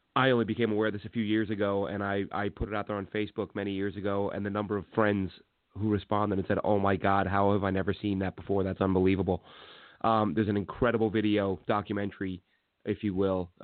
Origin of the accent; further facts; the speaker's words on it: New York, United States; as a New Yorker